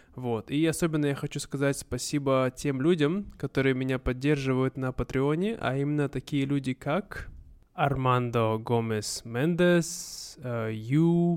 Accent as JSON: {"language": "Russian", "town": "Irkutsk", "region": "Irkutsk Oblast", "country": "Russia", "tie": "born or raised there", "moved": "yes", "said": "у нас в моем родном городе, в Иркутске, у нас всего 600 тысяч человек"}